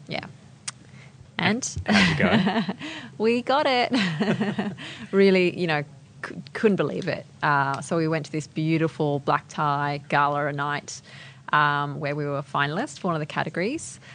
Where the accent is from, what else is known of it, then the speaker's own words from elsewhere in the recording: Adelaide, South Australia, Australia; moved away; I grew up in Adelaide, so a little bit far